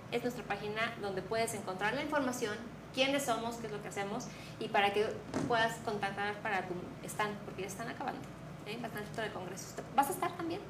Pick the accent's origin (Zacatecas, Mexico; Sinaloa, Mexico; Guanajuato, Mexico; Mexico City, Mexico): Mexico City, Mexico; now in Querétaro, Mexico; nosotros que somos chilangos